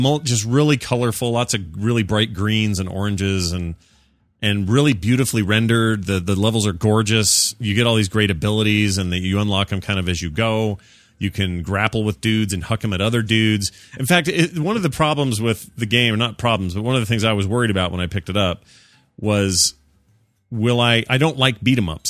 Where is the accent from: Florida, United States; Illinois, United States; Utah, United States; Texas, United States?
Utah, United States; I'm from Utah.